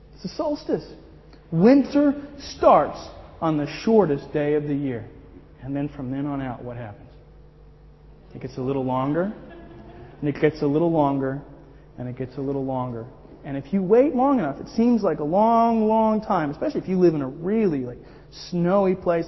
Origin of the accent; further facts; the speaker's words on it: Miami, Florida, United States; moved away as an adult; I'm from Miami